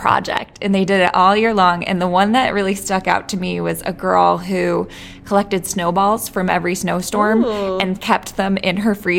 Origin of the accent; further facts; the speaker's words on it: Worcester, Massachusetts, United States; also born or lived in New York; I love Worcester, too. It's my hometown